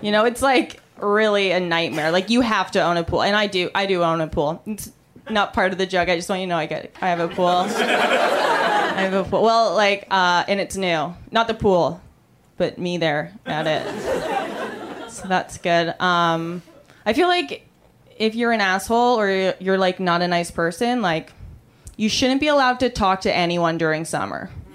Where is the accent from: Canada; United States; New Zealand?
Canada; I'm Canadian